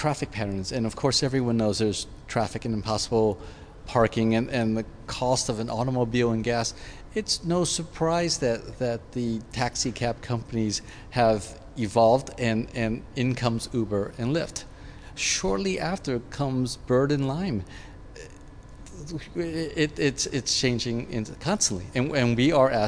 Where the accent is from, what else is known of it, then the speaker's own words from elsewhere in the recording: San Francisco, California, United States; I grew up in San Francisco.